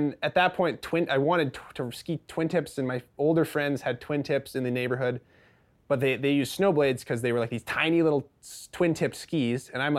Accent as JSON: {"language": "English", "town": "Fernie", "region": "British Columbia", "country": "Canada", "tie": "born or raised there", "said": "Yes. So I was born in Fernie. My dad moved here when he was probably in his early 20s"}